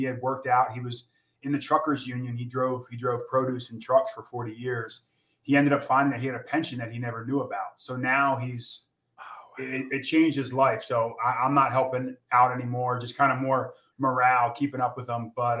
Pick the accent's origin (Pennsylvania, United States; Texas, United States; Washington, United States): Pennsylvania, United States; Philadelphia; moved away as an adult; also born or lived in Syracuse / New York; now in Arizona, United States; I'm from Philadelphia as well. So I grew up in that bubble.